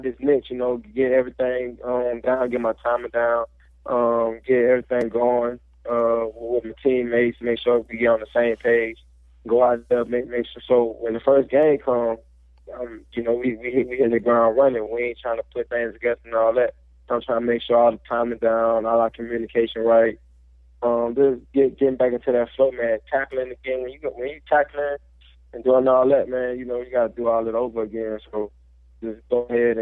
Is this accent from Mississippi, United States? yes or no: no; Louisiana, United States; I'm from Louisiana